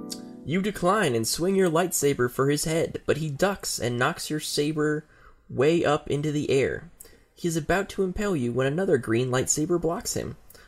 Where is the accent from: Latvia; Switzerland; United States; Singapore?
United States; Well, I'm fucking American, so we should go west, right?